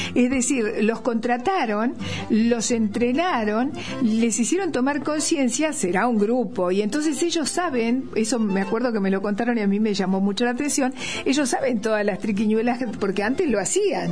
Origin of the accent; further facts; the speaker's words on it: Argentina; accent: Argentine; also born or lived in Bolivia / Santa Cruz de la Sierra; Y yo viví toda mi vida acá y voy a hablar como argentina